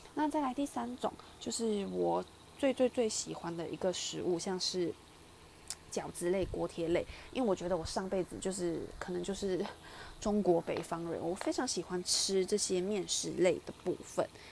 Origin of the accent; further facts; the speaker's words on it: Malaysia; now in Taiwan; 我小时候在马来西亚念书的时候